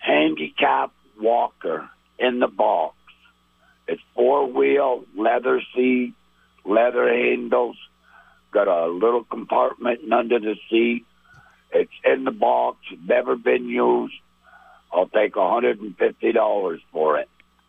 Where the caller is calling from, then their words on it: St. Albans, Vermont, United States; from St. Albans.